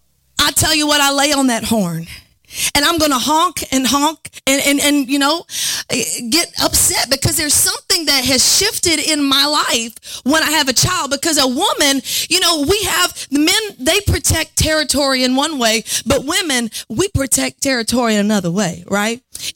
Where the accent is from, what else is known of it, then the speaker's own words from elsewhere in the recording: New Orleans, Louisiana, United States; accent: New Orleans; You know, I'm from New Orleans, and I have worked hard to try to lose my accent, but when I get upset, it comes out. Sometimes when I preach, it comes out.